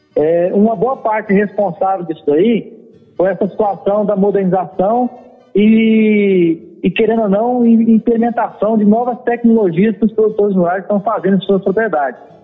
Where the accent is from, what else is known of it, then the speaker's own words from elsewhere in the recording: Muniz Freire, Espírito Santo, Brazil; do distrito de onde eu vim, que é Piaçu, que pertence a Muniz Freire, né, que é um município do Espírito Santo